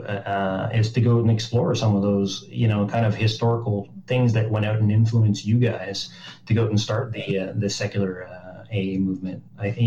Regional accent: Montreal, Quebec, Canada; I'm from Montreal

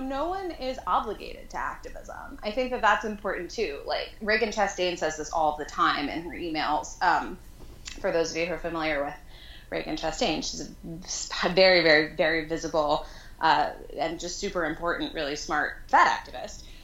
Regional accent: New York, United States; moved away as an adult; now in San Francisco, United States; I was raised there. I grew up in Manhattan proper

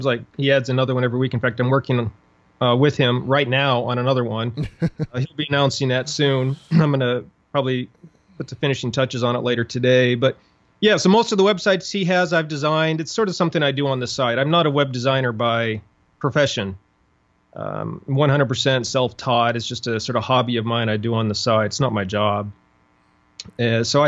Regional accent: Montana, United States; moved away as an adult; also born or lived in Dallas, Texas; I grew up in Montana

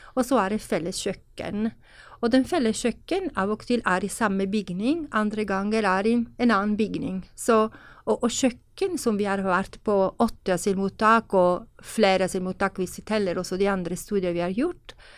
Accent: Italy; Norwegian is a second language; now in Norway; jeg kommer fra Italia

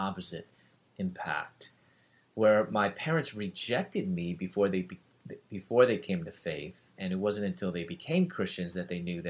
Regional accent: Chicago, Illinois, United States; moved away as an adult; also born or lived in Louisville, Kentucky; I'm from Chicago, and living in Louisville, Kentucky, pursuing my doctorate in dentistry

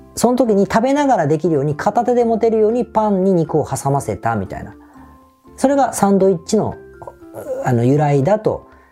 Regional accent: Osaka, Japan; accent: Osaka dialect; 仕事の時ってあんまり大阪弁が出ない

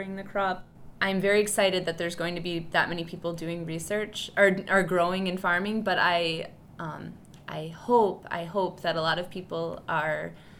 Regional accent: Wisconsin, United States; also born or lived in California; I am actually a Wisconsin native

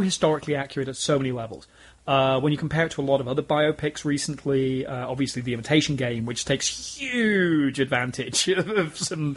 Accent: United Kingdom; I'm British

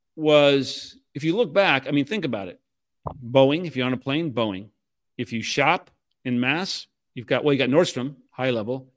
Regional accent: Puyallup, Washington, United States; moved away; I was from a small town outside of Seattle called Puyallup.

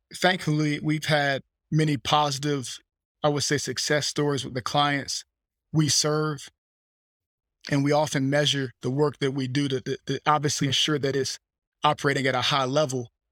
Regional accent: Fleming Island, Florida, United States; I was born in Fleming Island, Florida, about thirty minutes from Jacksonville, Northeast Florida

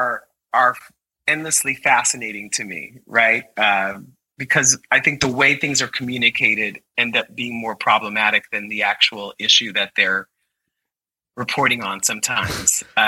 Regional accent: New York City, New York, United States; I'm a kid from Brooklyn

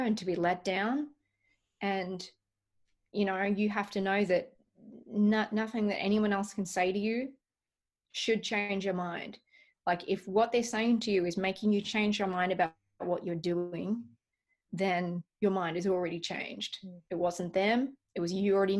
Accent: Melbourne, Victoria, Australia; moved away as an adult; also born or lived in Los Angeles, United States; now in Nashville, United States; I grew up in Melbourne, Australia

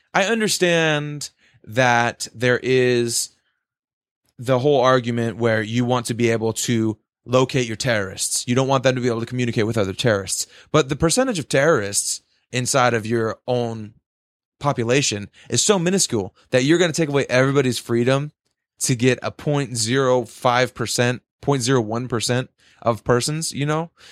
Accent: United States; we're we're from America

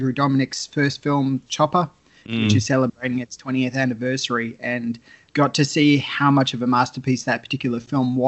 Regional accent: Australia; accent: strine; I'm obviously Australian.

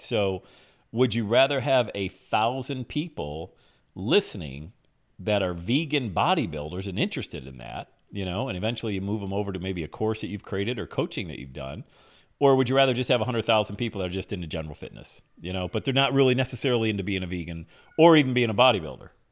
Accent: Bradford, Pennsylvania, United States; back in my hometown of Bradford, P

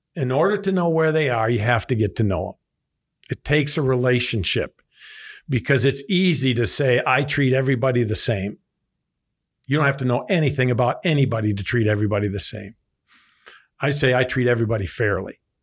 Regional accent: Evansville, Wisconsin, United States; born or raised there

